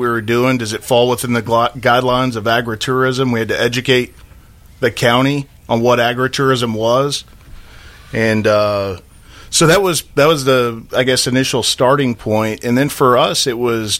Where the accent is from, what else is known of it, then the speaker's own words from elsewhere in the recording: Krum, Texas, United States; moved away as an adult; also born or lived in Washington, D.C.; now in Tennessee, United States; grew up in North Central Texas, Dallas-Fort Worth area. Went to a small town of Crum, Texas